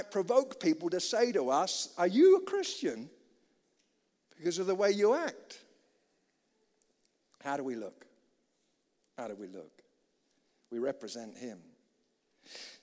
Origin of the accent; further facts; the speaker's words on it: United Kingdom; as a British chap